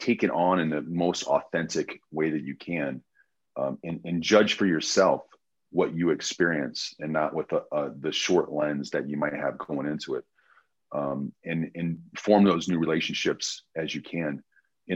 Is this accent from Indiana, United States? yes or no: yes; Indianapolis, Indiana, United States; we wouldn't say we're from Indianapolis, we'd say Chicago